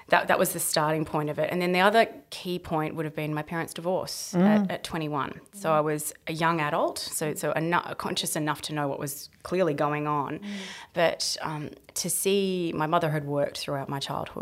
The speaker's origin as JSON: {"language": "English", "town": "Sydney", "region": "New South Wales", "country": "Australia", "tie": "born or raised there", "said": "born and bred in Sydney"}